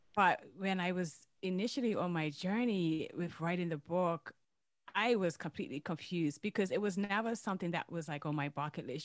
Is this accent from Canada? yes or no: no; Bermuda; I hail from Bermuda